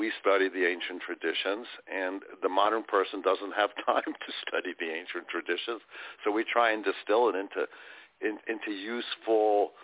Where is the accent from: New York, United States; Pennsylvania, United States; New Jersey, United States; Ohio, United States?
New York, United States; New York City; So I grew up in Brooklyn when Brooklyn was Brooklyn